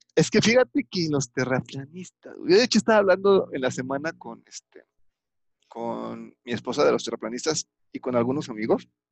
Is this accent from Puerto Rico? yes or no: no; Mexico; soy mexicano libre y soberano